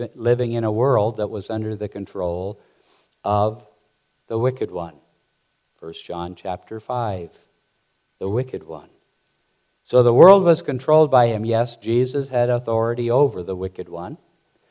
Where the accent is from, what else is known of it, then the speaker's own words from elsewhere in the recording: Montana, United States; I grew up there in Montana mucking out stalls and cleaning pig pens